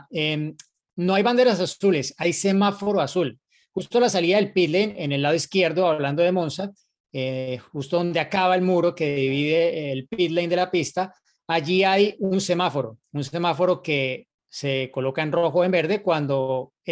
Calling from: Coacalco, State of Mexico, Mexico; Soy Edgar de Coacalco, Estado de México.

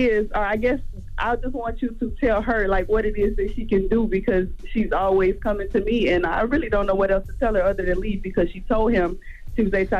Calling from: Texas, United States; I'm calling from Texas.

